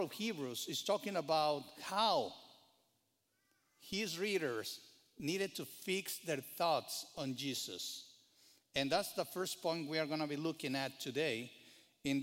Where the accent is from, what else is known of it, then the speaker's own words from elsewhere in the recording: Mexico; now in United States; I grew up in Mexico